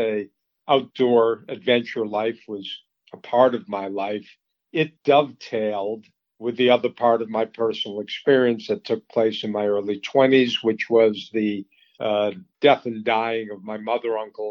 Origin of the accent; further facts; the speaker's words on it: Boston, Massachusetts, United States; also born or lived in Colorado; I grew up in the Boston area, a suburb, and went to school in Colorado.